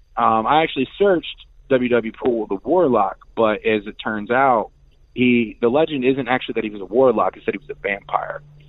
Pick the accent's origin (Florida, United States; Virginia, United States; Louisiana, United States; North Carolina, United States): Virginia, United States; Hopewell; moved away; also born or lived in Richmond, Virginia / Southern California; I was born and raised in Hopewell, Virginia, but the closest big city and where I spent a lot of my time was in Richmond